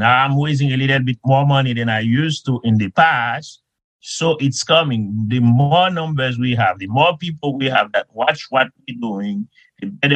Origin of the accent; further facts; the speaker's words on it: Haiti; moved away as an adult; now in United States; when I was a young kid growing up in Haiti